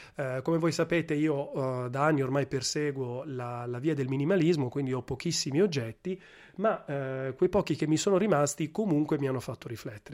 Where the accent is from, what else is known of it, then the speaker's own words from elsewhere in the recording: Milan, Lombardy, Italy; moved away as an adult; also born or lived in Gela / Sassari; now in Rome, Italy; in realtà sono cresciuto a Milano